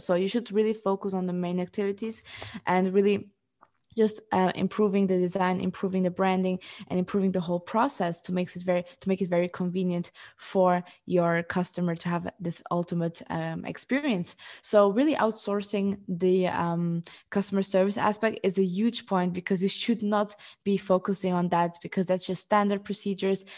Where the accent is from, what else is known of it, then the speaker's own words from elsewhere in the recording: Luxembourg; moved away as an adult; also born or lived in Portugal; now in Amsterdam, Netherlands; I am originally from Portugal. I grew up in, um, Luxembourg, and four years ago, I moved to Amsterdam